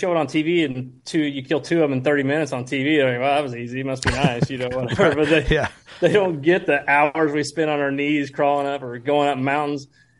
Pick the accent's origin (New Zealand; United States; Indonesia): United States; Midwest; but you know, we're from the Midwest. We don't get to see the, you know, very rarely get opportunity to velvet deer around here.